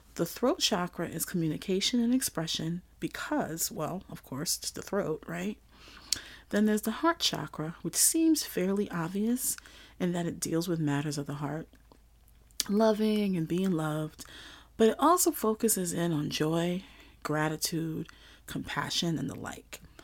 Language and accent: English; New York City, New York, United States; growing up in Flatbush, Brooklyn, going to school in Old Bushwick